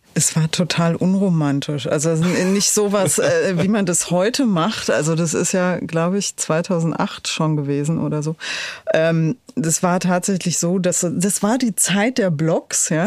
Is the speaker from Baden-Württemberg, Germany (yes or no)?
no; Berlin, Germany; ich bin in Pankow aufgewachsen